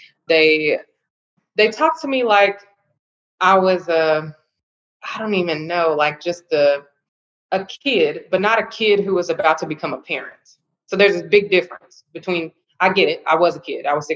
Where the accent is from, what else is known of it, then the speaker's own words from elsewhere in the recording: Louisville, Kentucky, United States; I'm from Louisville, Kentucky, born and raised